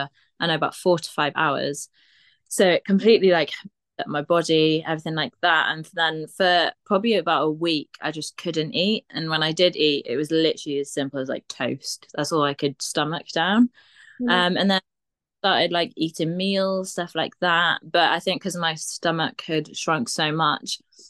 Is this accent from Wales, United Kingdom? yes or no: yes; Aber, Wales, United Kingdom; I grew up in Abba, and the uni were just like, yeah, might as well, like, let you